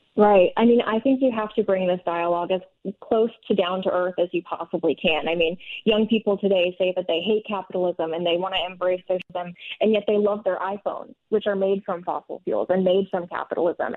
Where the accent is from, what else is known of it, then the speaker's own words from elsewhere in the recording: northern Minnesota, United States; I personally grew up in northern Minnesota, and I think growing up in Minnesota